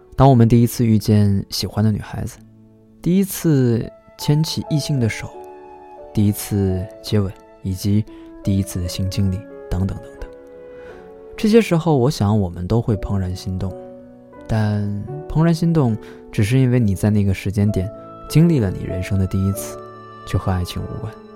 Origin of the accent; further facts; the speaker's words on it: China; 如果从我们中国人的角度来说的话